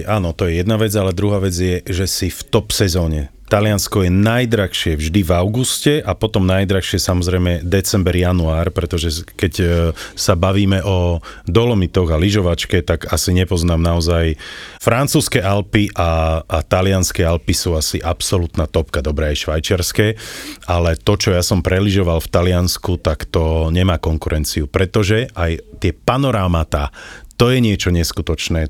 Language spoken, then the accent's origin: Slovak; Slovakia; my sme zo Slovenska